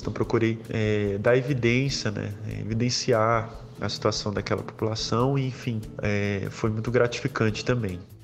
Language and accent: Portuguese; Brazil; enquanto brasileiro